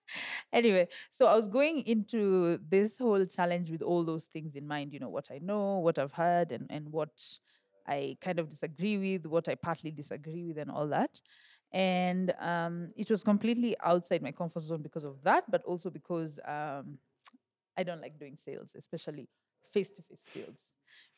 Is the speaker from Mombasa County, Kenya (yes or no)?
no; Nairobi, Kenya; born or raised there